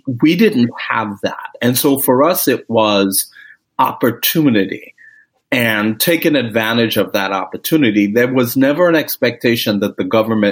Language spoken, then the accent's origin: English; Grenada; moved away; I am originally from the Caribbean. I was born in the country of Grenada